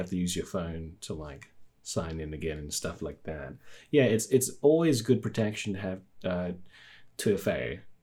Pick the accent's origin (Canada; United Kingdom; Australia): Australia; I'm from Australia